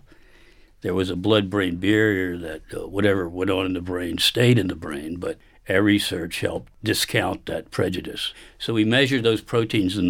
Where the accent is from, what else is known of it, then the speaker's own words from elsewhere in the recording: Richmond, Virginia, United States; I grew up in Richmond, Virginia